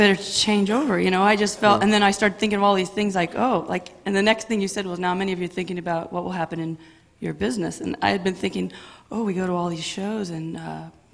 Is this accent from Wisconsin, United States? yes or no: no; Pasadena, California, United States; now in Diamond Bar, United States; I was born and raised in Pasadena, California.